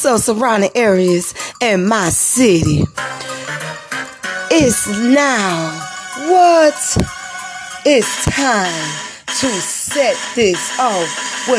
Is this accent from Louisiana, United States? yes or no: yes; New Orleans, Louisiana, United States; now in Hattiesburg, United States; coming from New Orleans, Louisiana, my hometown